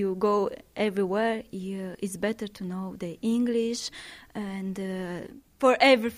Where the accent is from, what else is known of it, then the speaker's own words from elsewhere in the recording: Moldova; English is a second language; now in Ireland; I am from Moldova. I have 2 years. I live 2 years here